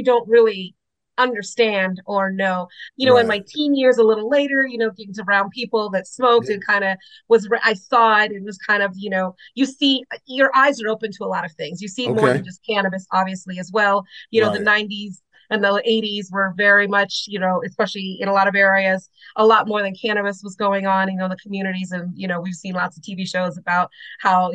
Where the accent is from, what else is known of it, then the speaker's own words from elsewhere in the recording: Los Angeles, California, United States; I was born in Los Angeles, you know, a tougher area